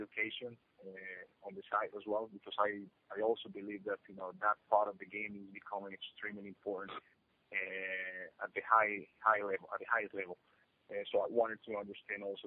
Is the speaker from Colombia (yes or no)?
yes; Colombia; moved away as an adult; I came back, you know, for holidays back home, meaning Colombia